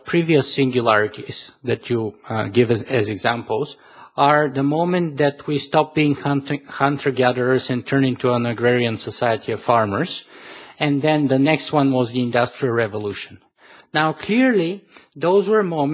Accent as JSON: {"language": "English", "country": "Bulgaria", "tie": "born or raised there", "said": "I was born in Eastern Europe, and I lived there for most of my life still. The communist bloc survived for 50 years in Bulgaria, where I'm from"}